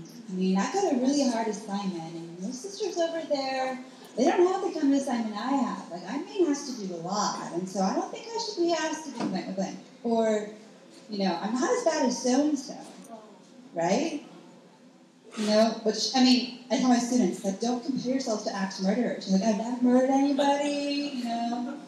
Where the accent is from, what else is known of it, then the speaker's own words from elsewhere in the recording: Wisconsin, United States; So I grew up in Wisconsin. I went to Catholic grade school, public high school, and come from a really good family.